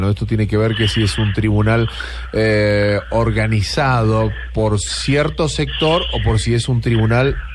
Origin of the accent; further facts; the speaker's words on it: Argentina; now in Colombia; No, argentino